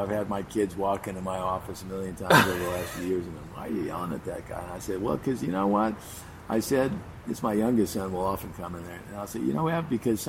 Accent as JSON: {"language": "English", "town": "Beverly Hills", "region": "California", "country": "United States", "tie": "born or raised there"}